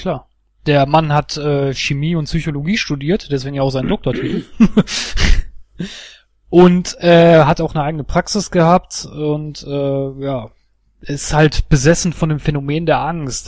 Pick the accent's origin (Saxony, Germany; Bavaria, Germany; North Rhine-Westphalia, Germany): North Rhine-Westphalia, Germany; Duisburg; meine Heimatstadt Duisburg